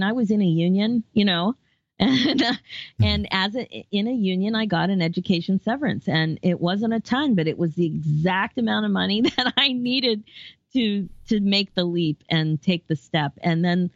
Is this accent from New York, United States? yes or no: no; Philadelphia, Pennsylvania, United States; now in Toronto, Canada; I'm originally from the Philadelphia area